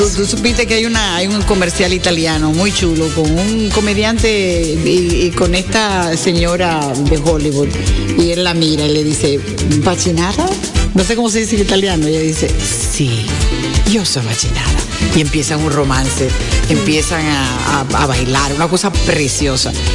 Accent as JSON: {"language": "Spanish", "country": "Dominican Republic", "said": "le dejamos ese orgullo de ser dominicanos"}